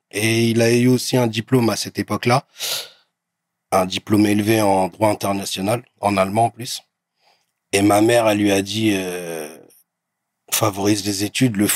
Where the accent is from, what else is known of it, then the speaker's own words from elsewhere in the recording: Bondy, Île-de-France, France; je viens de Bondy.